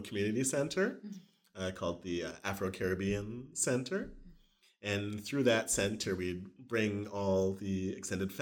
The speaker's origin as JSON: {"language": "English", "town": "Winnipeg", "region": "Manitoba", "country": "Canada", "tie": "born or raised there", "moved": "yes", "said": "I was born in Winnipeg."}